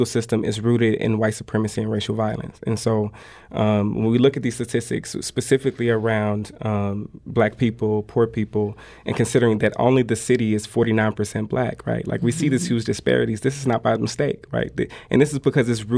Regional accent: St. Louis, Missouri, United States; this is my city. I was raised in North St. Louis all of my life

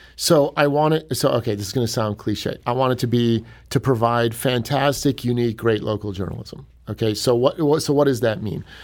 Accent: Cleveland, Ohio, United States; moved away as an adult; now in Saint Louis, United States; I'm from Cleveland originally

